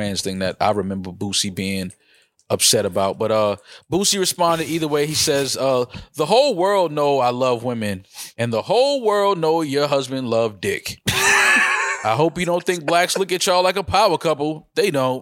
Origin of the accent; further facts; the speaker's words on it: New York, United States; growing up in New York